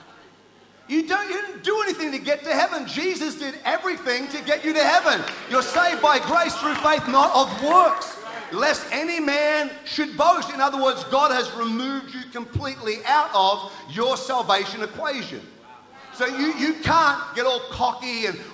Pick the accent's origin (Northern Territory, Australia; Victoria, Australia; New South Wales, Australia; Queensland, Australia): Queensland, Australia; Townsville; moved away; also born or lived in New Zealand; I grew up in Townsville, North Queensland